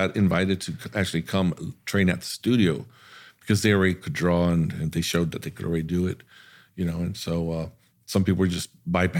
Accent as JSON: {"language": "English", "country": "Germany", "said": "And listen, I'm from Army Base in Germany."}